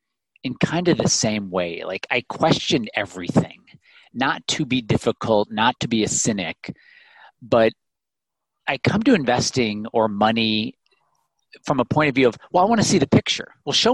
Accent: Illinois, United States; growing up in the Midwest in Illinois

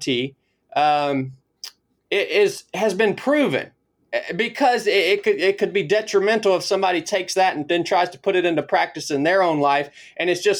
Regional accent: Northwest Georgia, United States; moved away as an adult; I was born in Northwest Georgia, kind of in the foothills of the Appalachian Mountains. Grew up just a country kid in the woods

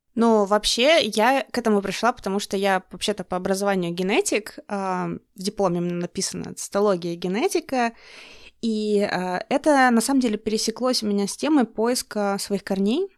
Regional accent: Russian Far East, Russia; moved away as an adult; я с Дальнего Востока, мы все переселенцы

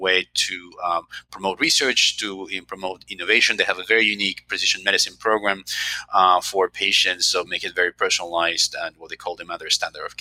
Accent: Colombia; moved away as an adult; also born or lived in Baltimore / Philadelphia; now in United States; I'm originally from Colombia

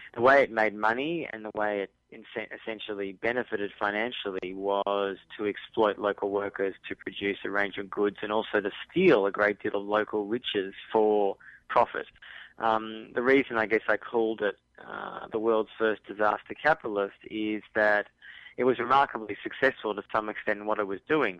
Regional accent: Australia; I'm from Australia, people can probably recognise my accent

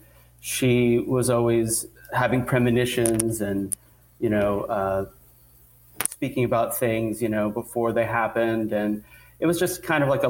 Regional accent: Alaska, United States; now in New York, United States; I grew up in Alaska

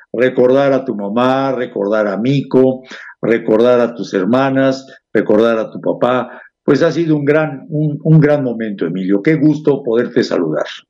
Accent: Puebla, Mexico; los poblanos somos mejores que muchos otros

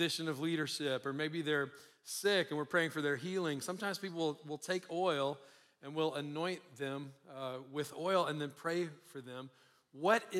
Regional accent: Louisiana, United States; now in Colorado, United States; I live in Colorado, but I'm originally from Louisiana, and every Sunday we would eat fried chicken after church

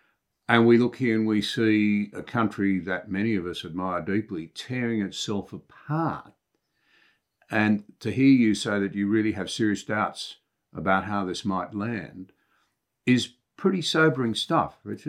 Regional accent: Australia; As I sit here as an Australian

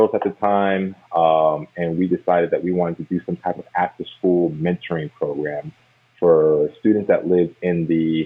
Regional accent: Germantown, Maryland, United States; the area I grew up in was pretty diverse. It's one of the most diverse counties in the nation, Montgomery County

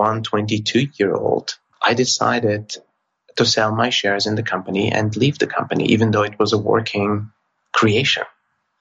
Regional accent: Austria; I was born in Austria to a family of immigrants from Turkey.

